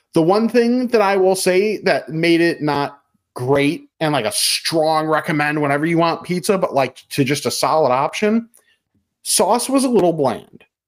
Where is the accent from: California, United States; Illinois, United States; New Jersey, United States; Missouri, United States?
Illinois, United States; West Chicago; in my hometown, is Pal Joey's in West Chicago.